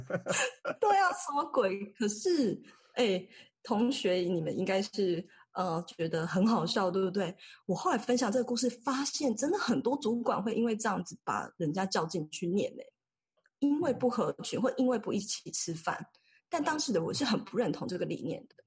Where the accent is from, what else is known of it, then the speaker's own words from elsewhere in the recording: Taiwan; also born or lived in Mexico; 我在墨西哥也是跟台湾老板嘛，那我们台湾人的习性就是，我想要把手上的事情做完再下嗯班